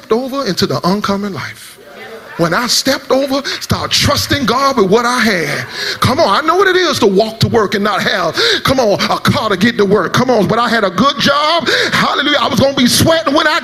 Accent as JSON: {"language": "English", "region": "South Florida", "country": "United States", "said": "I come from South Florida"}